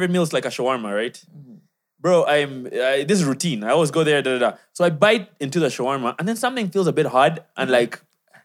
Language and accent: English; Uganda; now in Kenya; I'm from Uganda